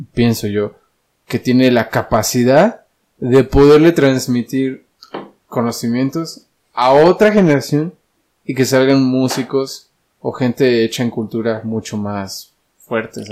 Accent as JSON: {"language": "Spanish", "town": "Dolores Hidalgo", "region": "Guanajuato", "country": "Mexico", "said": "yo soy de Dolores"}